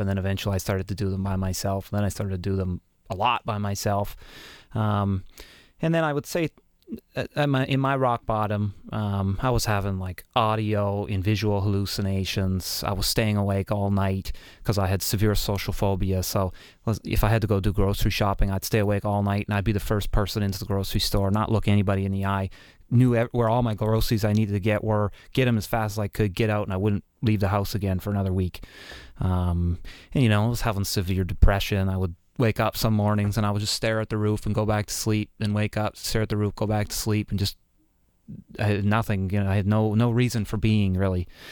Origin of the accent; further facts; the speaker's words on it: Canada; even being a Canadian